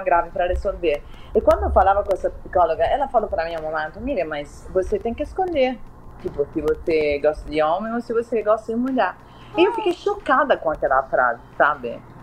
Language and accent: Portuguese; Southern Italy, Italy; moved away; Eu venho do sul da Itália